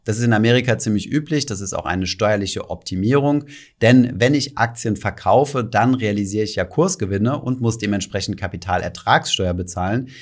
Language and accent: German; Germany; bei uns in Deutschland